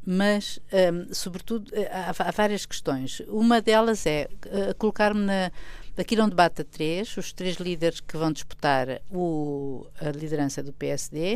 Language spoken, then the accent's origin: Portuguese; Portugal; eu como portuguesa